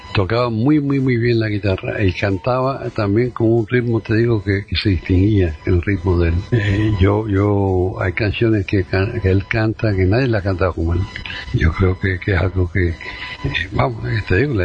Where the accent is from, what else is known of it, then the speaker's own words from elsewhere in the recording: Havana, Cuba; yo me nací, me creé en La Habana